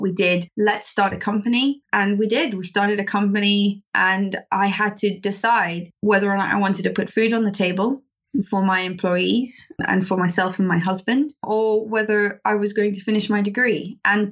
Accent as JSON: {"language": "English", "country": "South Africa", "moved": "as an adult", "lives_now": "United Kingdom", "said": "I'm actually South African. I'm not British."}